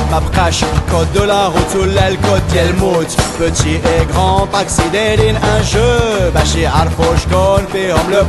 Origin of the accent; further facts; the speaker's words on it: Morocco; now in Belgium; je viens du Maroc, je découvre Bruxelles, je découvre la Belgique.